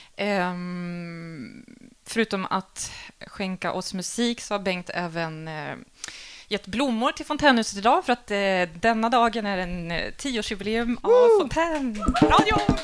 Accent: Linköping, Östergötland, Sweden; also born or lived in Stockholm; now in Malmö, Sweden; Jag är från Linköping

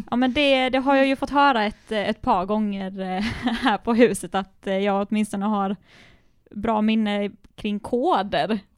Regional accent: Sölvesborg, Blekinge, Sweden; Jag är från Blekinge, jag är från Sölvesborg

